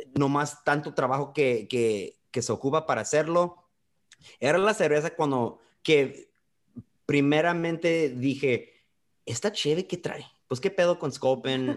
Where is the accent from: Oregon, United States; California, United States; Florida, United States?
California, United States; Calexico; moved away as an adult; also born or lived in Mexicali, Mexico; now in San Diego, United States; Yo vengo de Calexico, California. Nací en la frontera de Mexicali. Ahí crecí